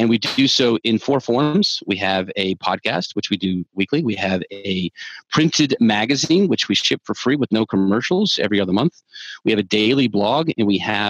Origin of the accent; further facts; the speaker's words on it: the South, United States; also born or lived in Georgia; I'm from the South